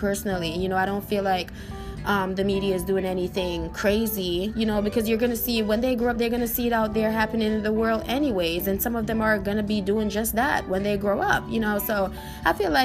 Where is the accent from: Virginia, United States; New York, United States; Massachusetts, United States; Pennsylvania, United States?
New York, United States; growing up in New York, we're so used to the snow